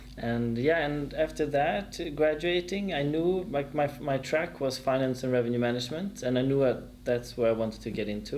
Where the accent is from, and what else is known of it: Stockholm, Stockholm County, Sweden; born or raised there; moved away as an adult; also born or lived in Frankfurt, Germany; now in Germany